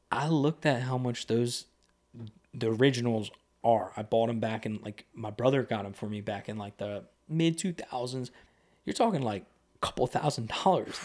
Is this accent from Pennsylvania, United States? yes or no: yes; Lebanon, Pennsylvania, United States; growing up in Lebanon when I was younger